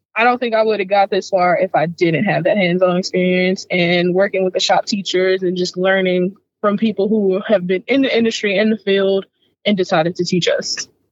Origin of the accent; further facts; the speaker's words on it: St. Louis, Missouri, United States; growing up in St. Louis, like people from the south side of St. Louis, which is where I was from